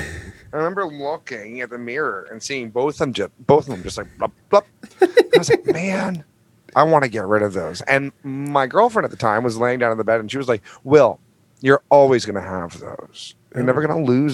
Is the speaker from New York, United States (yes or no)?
yes; New York, United States; I'm a New Yorker.